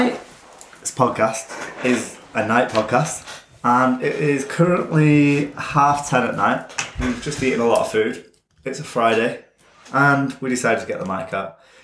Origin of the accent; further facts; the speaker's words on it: Radcliffe, North West England, United Kingdom; I was brought up in Radcliffe, which anyone knows is a derelict part of Manchester.